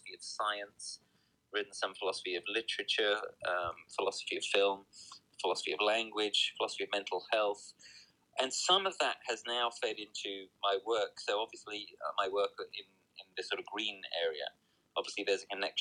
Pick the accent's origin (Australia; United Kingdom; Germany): United Kingdom; also born or lived in New Jersey, United States; I'm here in my home country of the UK